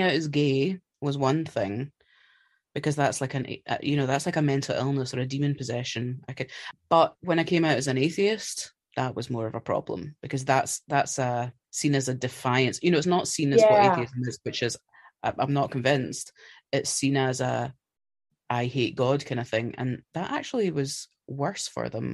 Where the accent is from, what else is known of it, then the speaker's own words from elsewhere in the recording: Scotland, United Kingdom; I'm Scottish.